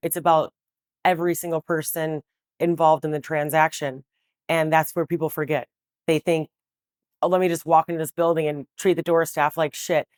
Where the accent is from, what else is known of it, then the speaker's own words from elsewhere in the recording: Milwaukee, Wisconsin, United States; moved away as an adult; also born or lived in Waukesha, Wisconsin; now in Chicago, United States; I was born in the city of Milwaukee on the South Side. I you know, went to elementary school there and then eventually went to high school in Waukesha